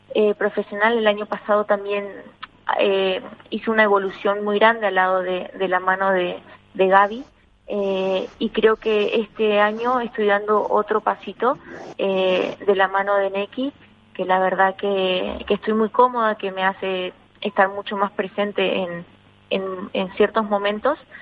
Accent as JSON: {"language": "Spanish", "country": "Argentina", "moved": "yes", "lives_now": "Spain", "said": "en mi país"}